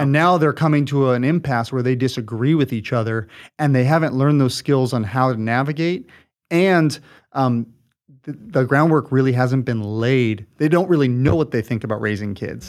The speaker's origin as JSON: {"language": "English", "region": "Southern California", "country": "United States", "tie": "born or raised there", "moved": "as an adult", "lives_now": "Washington, United States", "said": "we uh, grew up here in Southern California, and, uh, we're born and raised here"}